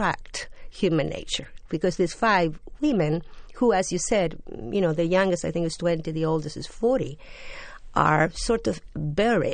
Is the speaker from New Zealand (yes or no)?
no; Argentina; first language Spanish; English is a second language; also born or lived in Europe; now in New York, United States; I was born in Argentina. I worked in Europe for a long time.